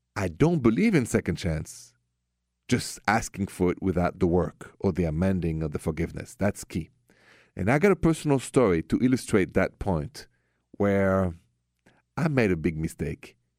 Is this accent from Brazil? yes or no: no; France; moved away; I'm from France